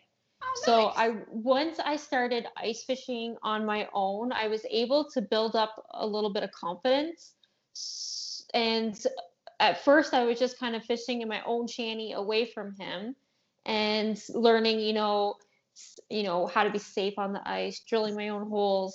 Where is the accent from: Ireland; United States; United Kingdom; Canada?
Canada; Ontario; I'm from Ontario, Canada